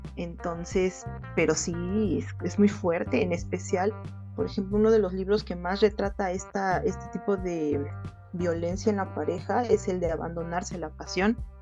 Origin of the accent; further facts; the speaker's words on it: Mexico; soy de México